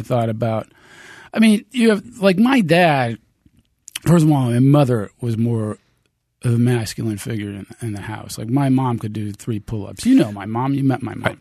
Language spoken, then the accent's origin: English; United States; I'm American